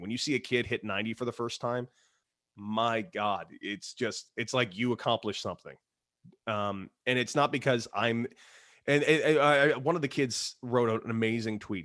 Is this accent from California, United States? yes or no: yes; Los Angeles, California, United States; I was from Los Angeles, California. It's a hotbed of baseball, hotbed.